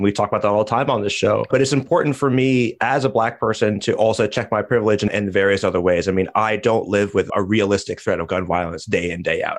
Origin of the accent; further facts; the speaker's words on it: United States; as an American